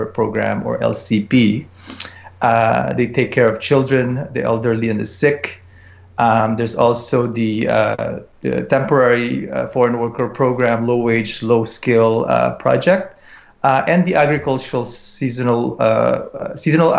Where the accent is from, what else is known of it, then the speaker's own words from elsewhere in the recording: Philippines; now in Edmonton, Canada; I'm a Filipino myself